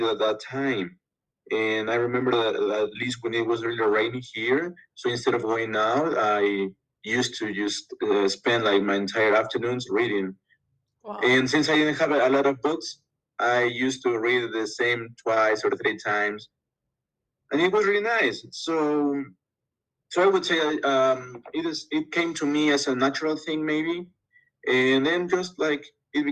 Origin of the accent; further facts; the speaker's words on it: Loja, Ecuador; Basically, I'm from Ecuador. I live in a small town in the south of Ecuador, which is called Loja